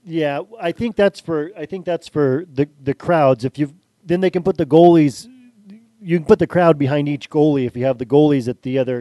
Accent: San Francisco, California, United States; I was born in San Francisco, grew up in the area.

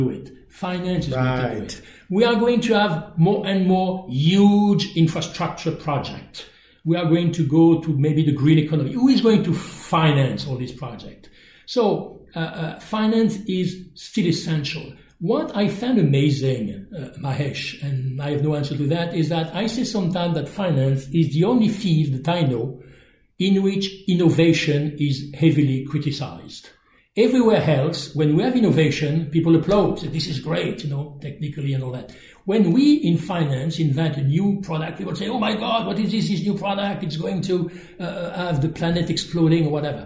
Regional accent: France; accent: French; English is a second language; my French accent

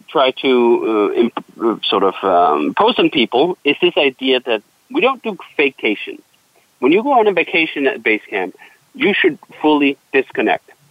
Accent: Denmark; moved away; I'm from Denmark originally

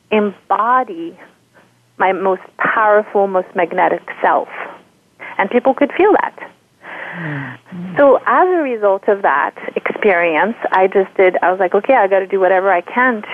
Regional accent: France; moved away as an adult; now in United States; I am from France. I grew up in France. And I've been in the U.S. about 16 years at this point

